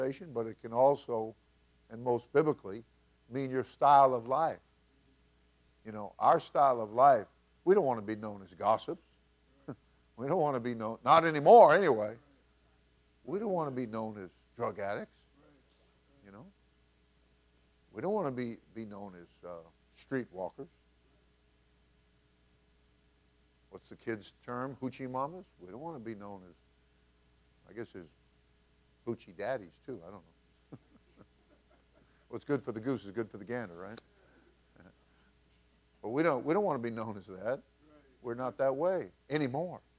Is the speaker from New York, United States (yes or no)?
yes; New York, United States; I grew up in New York.